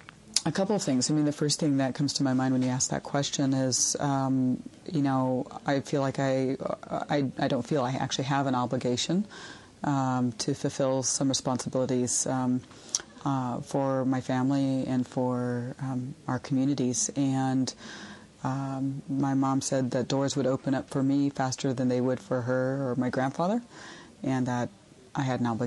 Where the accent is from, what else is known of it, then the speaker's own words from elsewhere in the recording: Oklahoma, United States; I'm from the Choctaw Nation of Oklahoma.